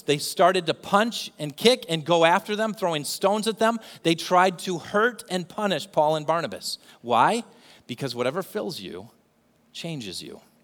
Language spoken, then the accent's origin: English; England, United Kingdom; I'm from England